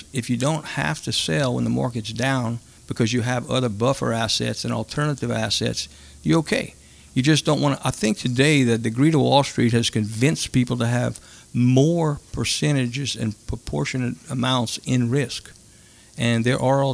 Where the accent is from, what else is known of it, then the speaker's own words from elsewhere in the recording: Cajun, Louisiana, United States; as Cajun guys, we grew up learning to cook when we were in our teens